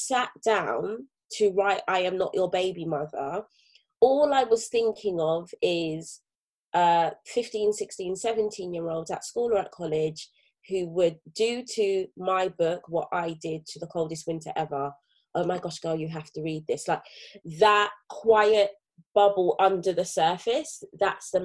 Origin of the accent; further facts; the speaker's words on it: London, United Kingdom; As a teenager growing up in Brixton, South London